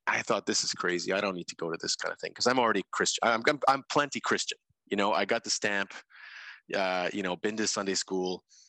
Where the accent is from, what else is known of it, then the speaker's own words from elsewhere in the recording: Guelph, Ontario, Canada; moved away; also born or lived in London, Ontario / London, United Kingdom; growing up for me in Guelph was a beautiful, a lot of privilege and amazing family